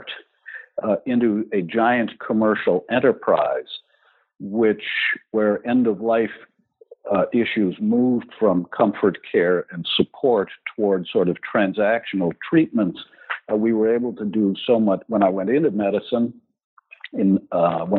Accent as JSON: {"language": "English", "town": "Milwaukee", "region": "Wisconsin", "country": "United States", "tie": "born or raised there", "said": "I was born in Milwaukee, Wisconsin"}